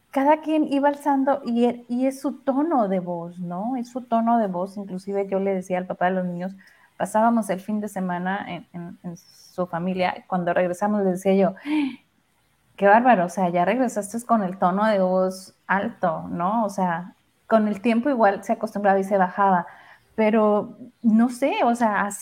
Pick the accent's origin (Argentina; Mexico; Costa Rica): Mexico; Sinaloa; yo que soy de Sinaloa.